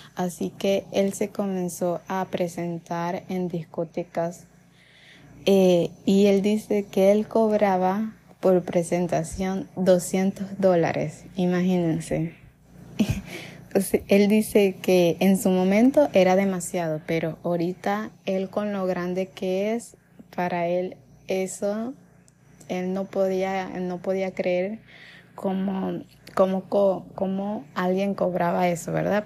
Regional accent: Venezuela; en ese tiempo la situación en mi país

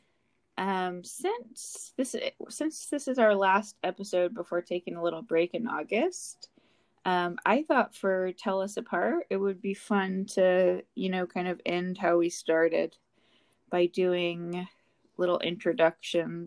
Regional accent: New York, United States; I'm a New Yorker.

